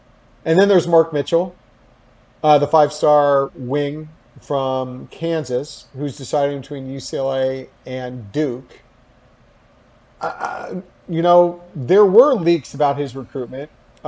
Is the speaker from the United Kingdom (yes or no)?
yes; United Kingdom; Game day. I'm British.